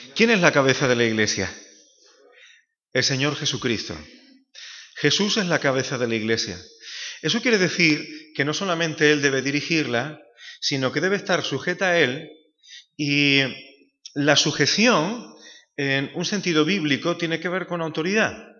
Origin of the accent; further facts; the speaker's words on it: Málaga, Andalusia, Spain; moved away as an adult; now in Seville, Spain; soy un malagueño afincado desde hace casi casi ya 20 años en Sevilla